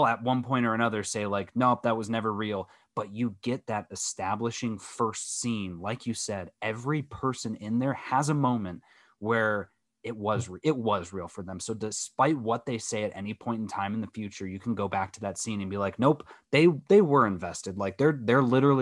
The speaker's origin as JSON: {"language": "English", "country": "United States", "said": "as an American"}